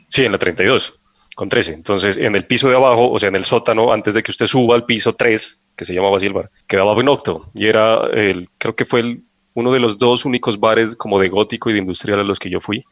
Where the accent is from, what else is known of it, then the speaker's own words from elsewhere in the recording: Pasto, Nariño, Colombia; now in Bogotá, Colombia; en mi tierra